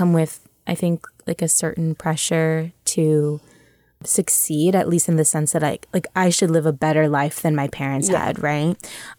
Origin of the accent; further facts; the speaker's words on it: Los Altos, California, United States; I'm from Los Altos, California. I go to Los Altos High School. I'm 17 and a half, I guess.